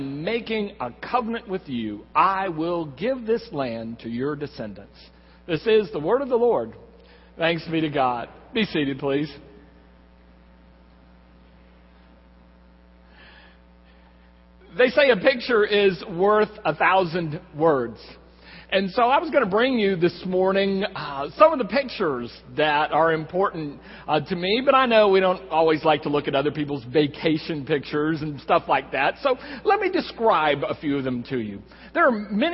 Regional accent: Corpus Christi, Texas, United States; now in San Antonio, United States; I grew up in Corpus Christi, and I'm the Jaws generation.

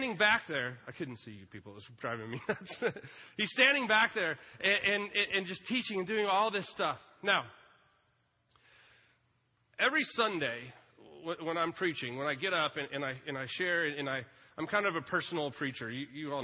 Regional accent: Lake Travis, Texas, United States; I grew up water skiing on Lake Travis

